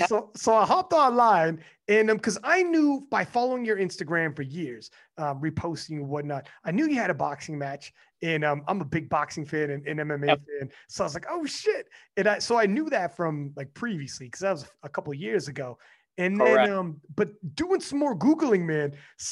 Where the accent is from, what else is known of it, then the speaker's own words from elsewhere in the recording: Canada; I'm from Canada, dog.